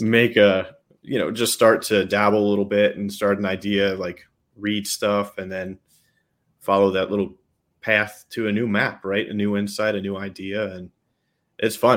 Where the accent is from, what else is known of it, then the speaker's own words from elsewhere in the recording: New York, United States; accent: New York; I'm a New Yorker at heart